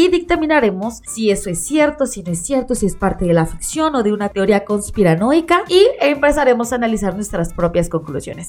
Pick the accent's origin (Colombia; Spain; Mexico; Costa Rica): Mexico